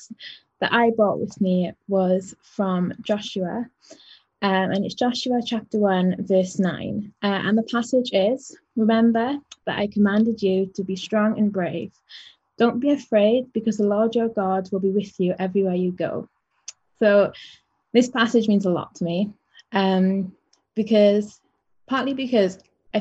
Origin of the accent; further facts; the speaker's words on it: Wales, United Kingdom; I'm from Wales and I study music